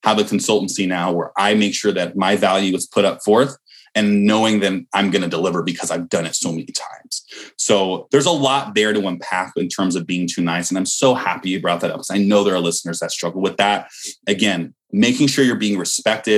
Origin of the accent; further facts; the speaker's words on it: Bay Area, California, United States; I'm from the Bay Area.